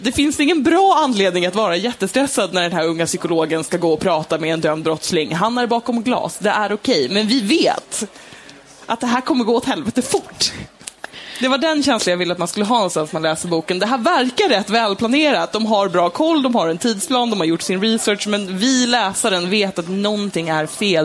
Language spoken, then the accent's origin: Swedish; Stockholm, Stockholm County, Sweden; jag växte upp i Stockholm